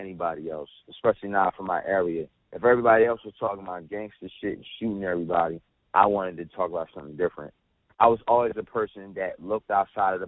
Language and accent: English; New Jersey, United States; I was born and raised out here